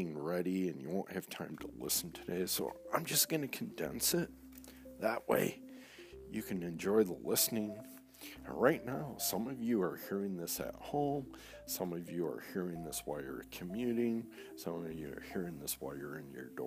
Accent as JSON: {"language": "English", "town": "Saginaw Township", "region": "Michigan", "country": "United States", "tie": "born or raised there", "also_born_or_lived": "East Lansing, Michigan", "said": "We moved from Saginaw Township to East Lansing, Michigan. My sophomore year"}